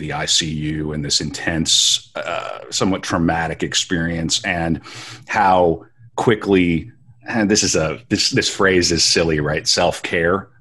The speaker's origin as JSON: {"language": "English", "region": "Western North Dakota", "country": "United States", "tie": "born or raised there", "said": "I grew up in Western North Dakota."}